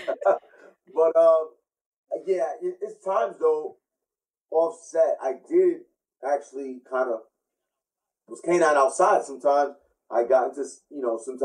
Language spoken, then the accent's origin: English; New York City, New York, United States; growing up, I grew up in Flatbush on Monash Road